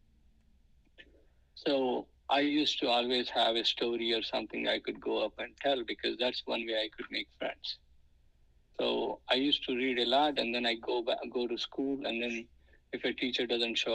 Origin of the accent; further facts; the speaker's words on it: India; English is a second language; now in United States; I wish I'm in India where I'm speaking my mother tongue